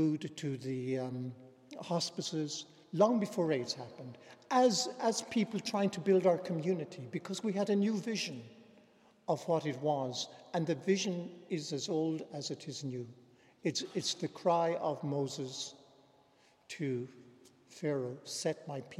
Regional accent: County Clare, Munster, Ireland; moved away as an adult; also born or lived in New York City, United States; we say in County Clare

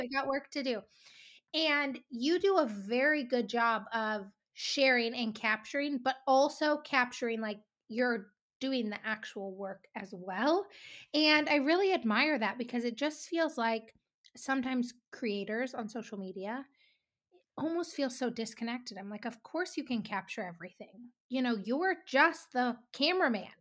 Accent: Three Forks, Montana, United States; We're both from Three Forks

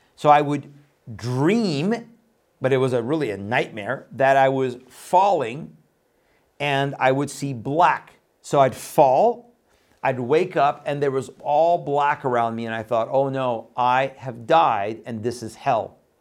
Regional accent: Iran; moved away; I was born in Iran, left there in nineteen seventy-eight

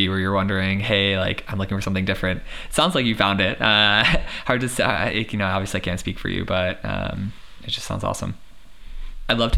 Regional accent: United States; being an American

